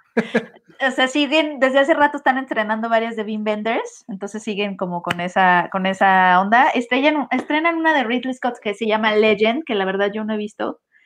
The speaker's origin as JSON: {"language": "Spanish", "country": "Mexico", "said": "mucho de mi educación sentimental, como muchos mexicanos, fue la televisión abierta y las telenovelas"}